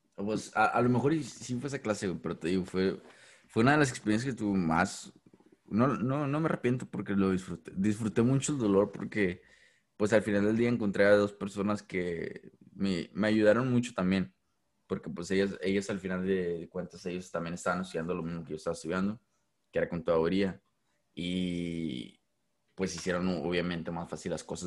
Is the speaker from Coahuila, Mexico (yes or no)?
yes; Ciudad Acuña, Coahuila, Mexico; moved away; also born or lived in Del Rio, Texas; soy de, soy de Acuña